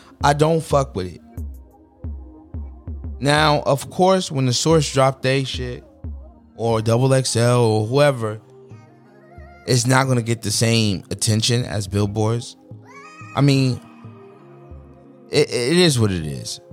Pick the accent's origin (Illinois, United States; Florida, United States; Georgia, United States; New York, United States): New York, United States; New York City; When I was growing up in New York City